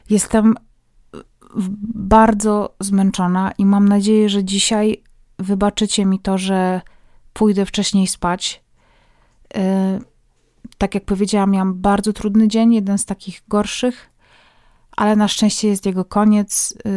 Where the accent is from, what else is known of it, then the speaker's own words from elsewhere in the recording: Poland; now in Kraków, Poland; chociaż mieszkamy w Krakowie, to pochodzimy z mężem z wioski oddalonej od Krakowa około 200 kilometrów